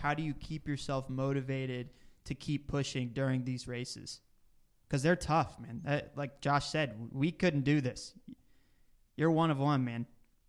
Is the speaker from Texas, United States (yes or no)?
yes; Dallas, Texas, United States; I grew up in Dallas